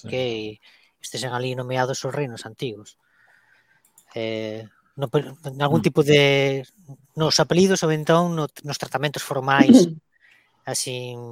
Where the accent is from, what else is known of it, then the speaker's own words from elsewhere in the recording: Galicia, Spain; como galego